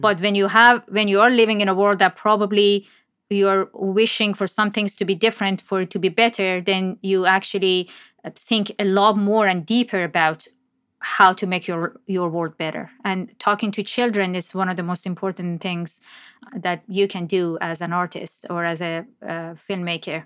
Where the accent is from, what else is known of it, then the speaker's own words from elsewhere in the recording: Iran; moved away as an adult; now in Toronto, Canada; I was born and raised in Iran and moved to Canada after graduating from university.